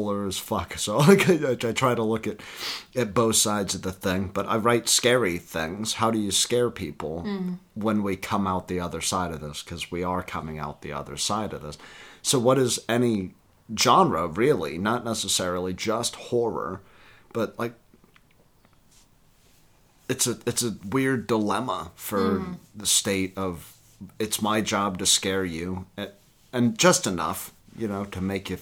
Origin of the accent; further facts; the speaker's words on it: the Bible Belt, United States; we grew up in the Bible Belt